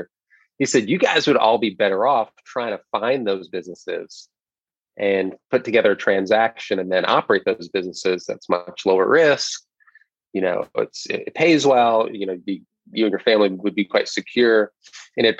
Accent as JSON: {"language": "English", "region": "New York", "country": "United States", "tie": "born or raised there", "said": "I grew up in New York, first generation American"}